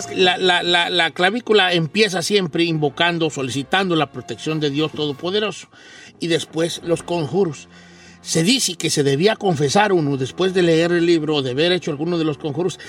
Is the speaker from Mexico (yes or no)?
yes; Mexico; born or raised there